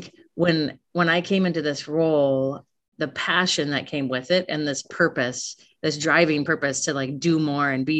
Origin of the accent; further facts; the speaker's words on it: Hill City, United States; moved away as an adult; also born or lived in Alaska / China; I grew up in Hill City, openness, and I live in Hill City today